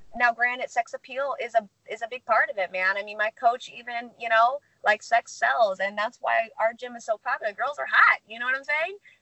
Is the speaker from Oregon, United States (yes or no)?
no; St. Louis, Missouri, United States; moved away as an adult; now in California, United States; I grew up in St. Louis, Missouri. Uh, I went to Lindbergh High School